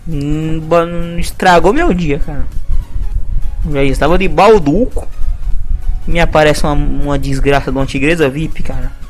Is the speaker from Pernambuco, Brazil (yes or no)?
no; Rio Grande do Sul, Brazil; Sou gaúcho direto do norte, leste e sul do litoral da fronteira do Paraguai. Ou seja, fim do mundo, né? Fim de mundo.